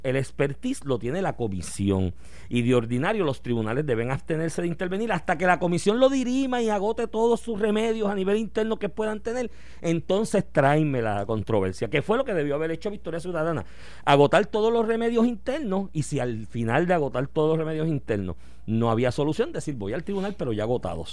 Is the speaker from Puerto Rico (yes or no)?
yes; Puerto Rico; todos nosotros como puertorriqueños